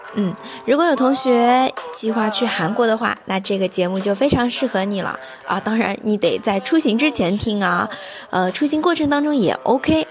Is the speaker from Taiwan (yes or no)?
no; China; 我们作为中国人啊